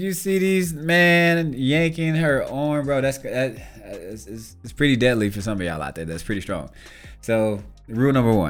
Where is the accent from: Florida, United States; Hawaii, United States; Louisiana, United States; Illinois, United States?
Louisiana, United States; Shreveport; I grew up in Shreveport, Louisiana